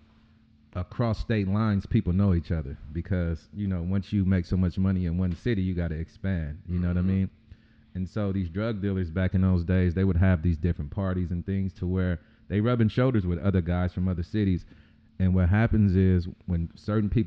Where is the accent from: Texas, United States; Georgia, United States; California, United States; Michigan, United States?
California, United States; Compton; also born or lived in Watts; I grew up in Compton. I lived in between Compton and Watson